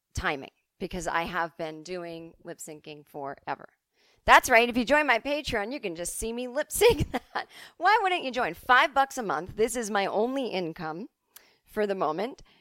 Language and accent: English; East Coast, United States; moved away; as kids growing up on the East Coast